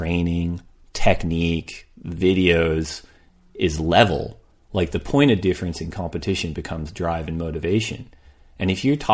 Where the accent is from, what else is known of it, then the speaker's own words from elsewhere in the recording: California, United States; I'm from California.